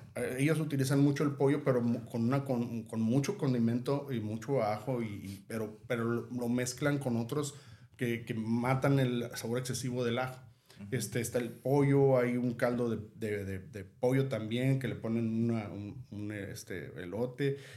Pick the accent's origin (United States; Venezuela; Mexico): Mexico; nosotros como mexicanos